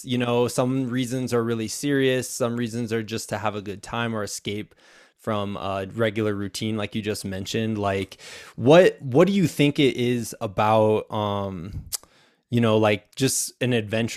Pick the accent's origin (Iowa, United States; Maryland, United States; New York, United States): Iowa, United States; Muscatine; I'm an Iowan, so obviously it's a big event. And my hometown is right on the east side, so Muscatine.